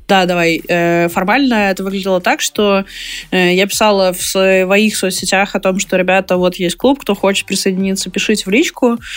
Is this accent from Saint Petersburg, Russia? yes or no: no; Perm Krai, Russia; moved away; я сама из Пермского края